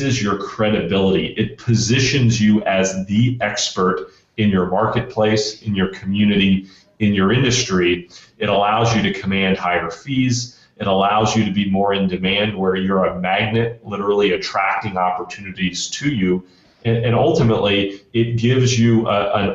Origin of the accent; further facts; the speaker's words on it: Central Florida, United States; I grew up in Central Florida